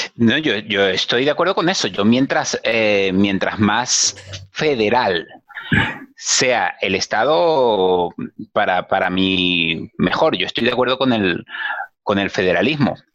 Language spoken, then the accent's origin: Spanish; Venezuela; soy venezolano